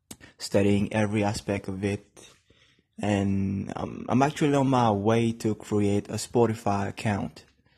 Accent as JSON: {"language": "English", "country": "Mauritius", "said": "I'm from Mauritius. I'm 20 years old"}